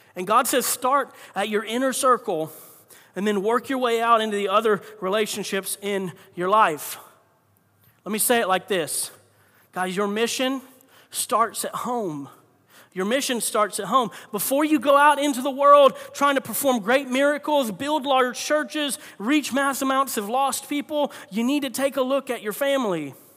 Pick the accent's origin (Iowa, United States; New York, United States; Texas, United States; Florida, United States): Florida, United States; I grew up in Florida